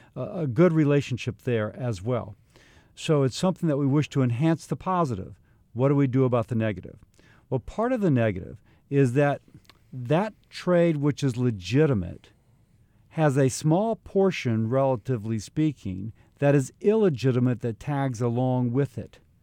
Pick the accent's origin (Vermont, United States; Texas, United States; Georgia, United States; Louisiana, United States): Louisiana, United States; Baton Rouge; also born or lived in Highland Park, Illinois; I was born in Highland Park, Illinois, but we moved when I was less than a year old to Baton Rouge, Louisiana